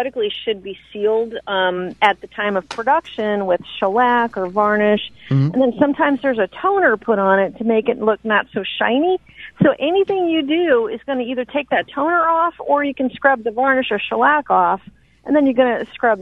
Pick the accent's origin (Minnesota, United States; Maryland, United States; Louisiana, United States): Louisiana, United States; New Orleans; now in Natchez, United States; I'm actually from New Orleans originally